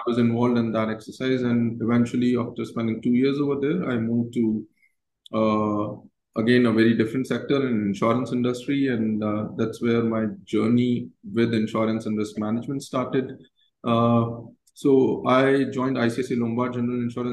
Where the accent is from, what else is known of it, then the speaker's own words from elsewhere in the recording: Jodhpur, Rajasthan, India; I basically was born and brought up in Jodhpur, and it's a small town, I would say tier two city in the country